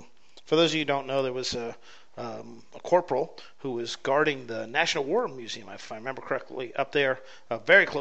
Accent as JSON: {"language": "English", "country": "United States", "said": "as an American"}